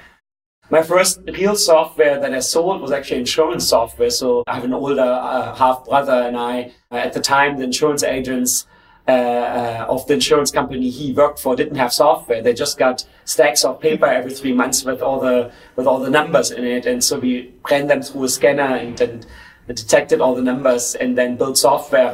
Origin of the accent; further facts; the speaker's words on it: Germany; I was born in East Germany, when Germany was still divided into 2 countries